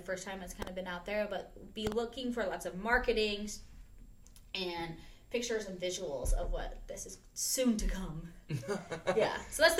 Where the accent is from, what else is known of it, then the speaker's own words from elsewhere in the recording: York, Nebraska, United States; so born and raised in York, the hospital, went to Willard. Well, actually, I went to preschool in the Methodist Church.